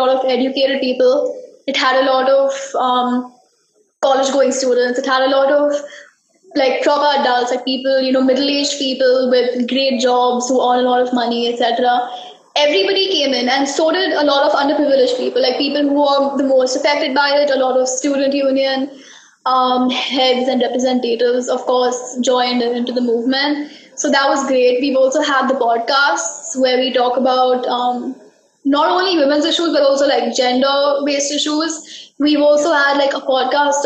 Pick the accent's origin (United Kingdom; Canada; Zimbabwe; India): India; we're Indian households and everyone has a TV